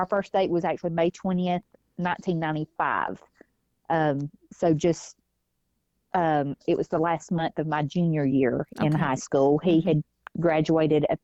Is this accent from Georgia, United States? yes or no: yes; Aragon, Georgia, United States; I'm from Aragon, Georgia. I was born in Floyd County in 1978. Lived here my whole life